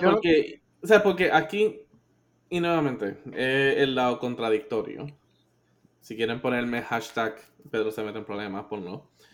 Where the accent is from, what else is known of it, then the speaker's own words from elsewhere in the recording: Puerto Rico; nosotros como, o sea, como puertorriqueños